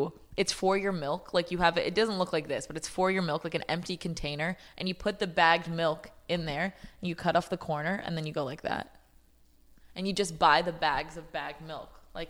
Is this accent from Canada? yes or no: yes; Canada; I'm from Canada